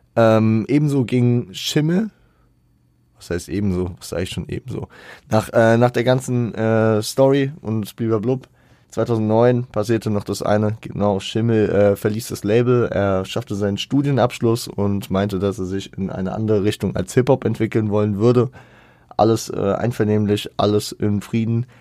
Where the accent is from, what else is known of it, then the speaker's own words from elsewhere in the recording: Hesse, Germany; bei uns in Hessen